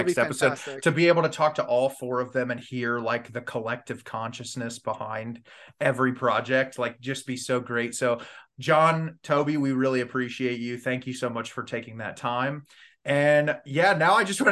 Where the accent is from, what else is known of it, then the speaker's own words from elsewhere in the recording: Ohio, United States; I'm like, Ohio. It's the joke of the internet now. But yeah, I've lived here my whole life, unfortunately